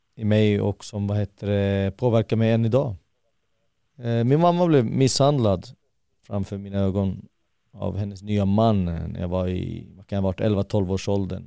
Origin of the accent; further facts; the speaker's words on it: Haninge, Stockholm County, Sweden; Södra Stockholm, Jordbro i Haninge kommun.